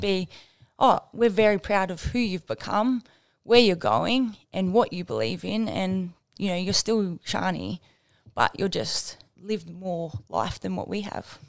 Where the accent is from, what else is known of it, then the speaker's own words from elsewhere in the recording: Batlow, New South Wales, Australia; Grew up in Battler, very small country town, uh, famous for apples.